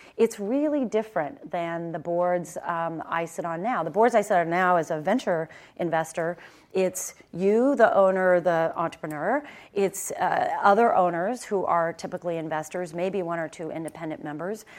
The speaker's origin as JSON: {"language": "English", "town": "Stockton", "region": "California", "country": "United States", "tie": "born or raised there", "said": "I grew up in Stockton"}